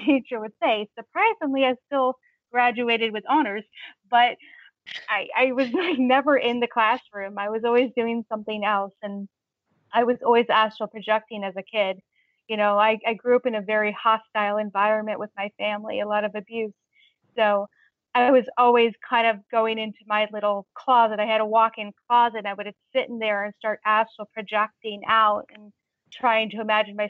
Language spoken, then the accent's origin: English; Long Beach, California, United States; now in New Hampshire, United States; Growing up in Long Beach, California, where I grew up